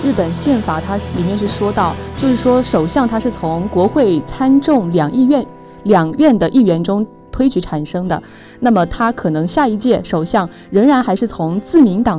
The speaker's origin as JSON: {"language": "Chinese", "town": "Lishui", "region": "Zhejiang", "country": "China", "tie": "born or raised there", "said": "是我的家乡哦。"}